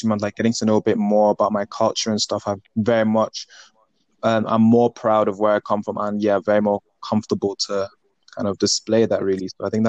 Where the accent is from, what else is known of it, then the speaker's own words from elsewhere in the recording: a small town in Wales, United Kingdom; Because I am from a small town in Wales. I was one of the very or one of the, if not the only Black person in my year.